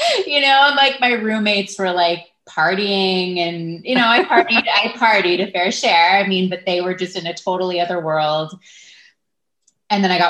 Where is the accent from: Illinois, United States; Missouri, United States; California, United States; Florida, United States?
California, United States; Los Angeles; moved away as an adult; also born or lived in Santa Barbara; now in San Francisco, United States; I grew up in Los Angeles, so I have not been too far from San Francisco